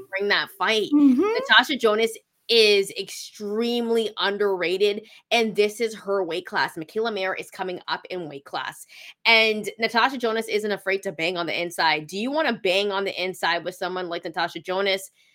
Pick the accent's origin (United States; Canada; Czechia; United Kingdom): Canada; I'm not American. I'm Canadian.